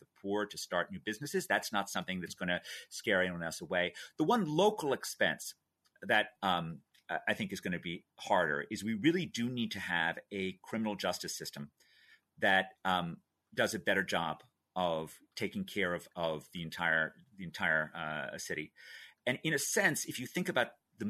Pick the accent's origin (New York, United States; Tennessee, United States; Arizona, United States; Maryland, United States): New York, United States; New York City; I was a kid growing up in New York City